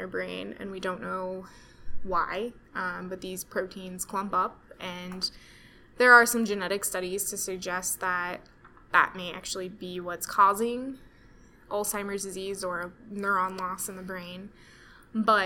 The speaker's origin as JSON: {"language": "English", "region": "Kansas", "country": "United States", "also_born_or_lived": "Denver, Colorado", "moved": "as an adult", "lives_now": "Kansas City, United States", "said": "I'm from Kansas."}